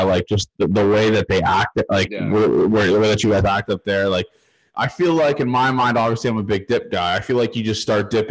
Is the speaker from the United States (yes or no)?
no; Toronto, Ontario, Canada; I'm from Toronto